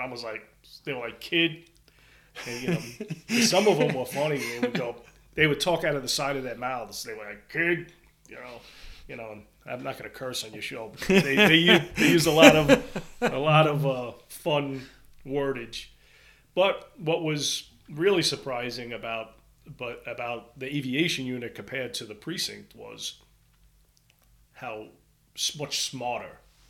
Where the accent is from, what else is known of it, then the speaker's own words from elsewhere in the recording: Brooklyn, New York, United States; You know, street fights growing up in Brooklyn were normal.